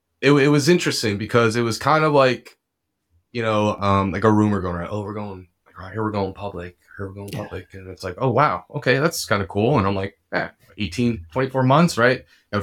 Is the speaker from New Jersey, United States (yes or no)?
yes; New Jersey, United States; So I was born and raised in Bergen County, New Jersey. Lived there, obviously, for a while. I bounced over to Hoboken, put a little stint in there. From there, I moved out to the Lehigh Valley.